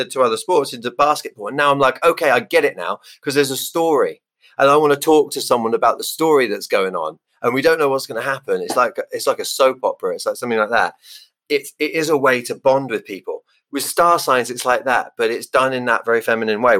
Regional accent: England, United Kingdom; I'm English

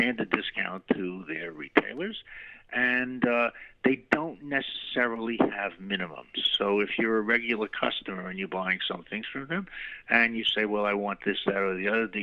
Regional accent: New York City, New York, United States; moved away as an adult; also born or lived in Chile / Argentina; I grew up in New York City and its environs

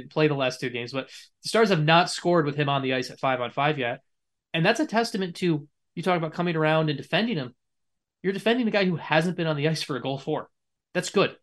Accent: United States; as an American

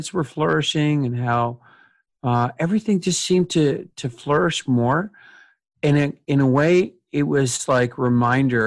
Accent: Canada; proud of being Canadian

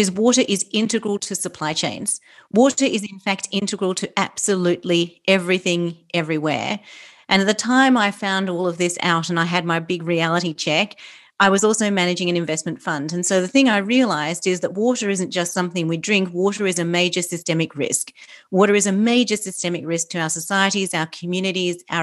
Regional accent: Australia; accent: Australian; I'm Australian, obviously, you can tell by my accent

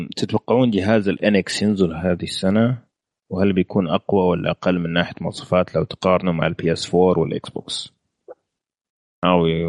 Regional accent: Saudi Arabia; احنا كسعوديه

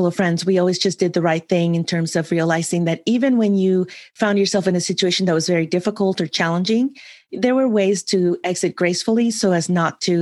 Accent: San Francisco, California, United States; also born or lived in another country (unnamed); I grew up in another country where my maternal grandparents raised me up until the age of 11. And then we moved back to San Francisco where I was born

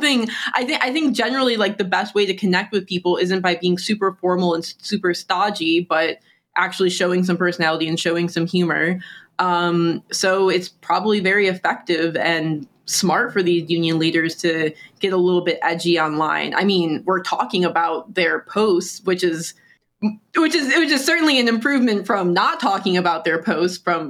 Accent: Detroit, Michigan, United States; I am from the Detroit area

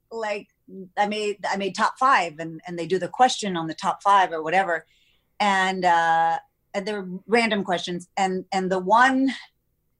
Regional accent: Texas, United States; I'm from Texas where it's pageants and football

